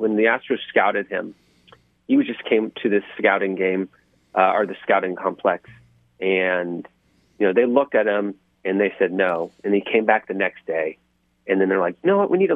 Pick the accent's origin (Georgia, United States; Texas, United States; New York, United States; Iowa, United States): Texas, United States; Houston; I'm born and raised in Houston